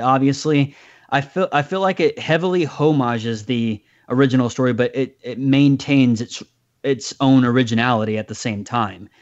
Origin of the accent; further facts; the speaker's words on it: United States; as an American citizen